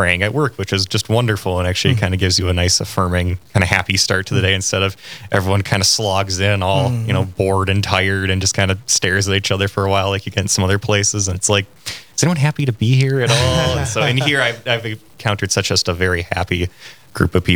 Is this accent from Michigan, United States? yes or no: no; Grand Forks, North Dakota, United States; I'm originally from Grand Forks, and I went